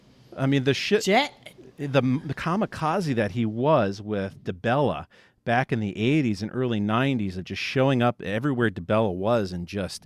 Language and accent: English; Philadelphia, Pennsylvania, United States; I really like your Philadelphia because I'm from Philly too.